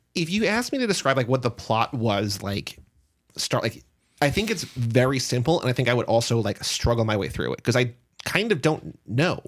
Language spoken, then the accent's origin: English; New Jersey, United States; we are two guys from New Jersey